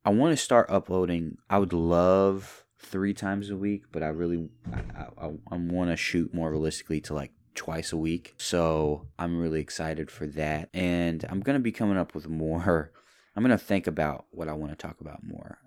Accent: Louisville, Kentucky, United States; I was born in Kentucky, Louisville, Kentucky, and my family is rather Kentuckian.

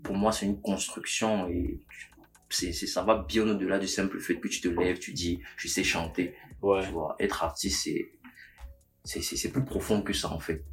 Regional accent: Manguissa of the Lekié, Centre, Cameroon; Je suis Manguissa de la Liquide

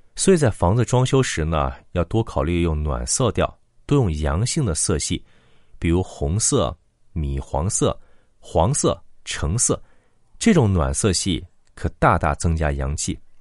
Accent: China; 我们中国人

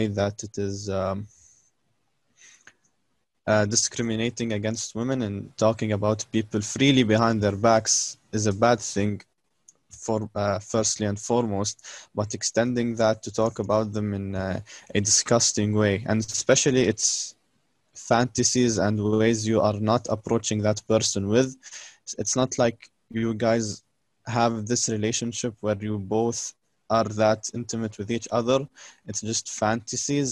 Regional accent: Palestine; now in United Arab Emirates; I'm also Palestinian, but I live in UAE.

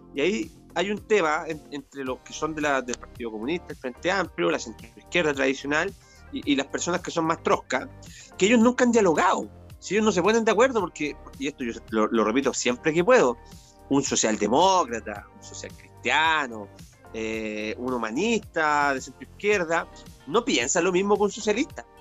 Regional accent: Valparaíso, Chile; mis tierras de la quinta región, de la quinta costa, de donde yo soy originario

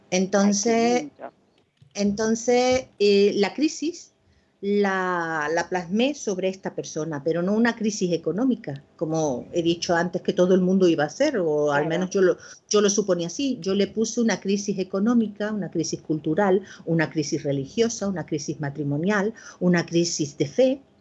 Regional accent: Córdoba, Andalusia, Spain; bueno, ese relato es una experiencia personal, porque he hablado pues, de mi infancia en Córdoba, yo nací en esa ciudad, y bueno, esos recuerdos de la infancia, de la mano de mi padre, de, paseos

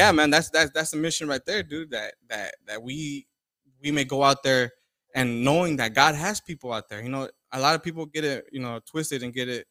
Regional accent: Orange County, Southern California, United States; I'm from Orange County, Southern California.

